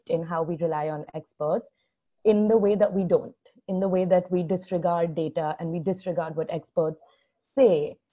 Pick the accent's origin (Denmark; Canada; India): India; I'm from India